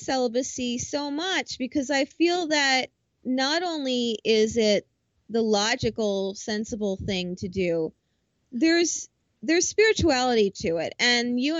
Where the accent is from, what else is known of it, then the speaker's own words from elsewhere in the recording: New Jersey, United States; I'm from Jersey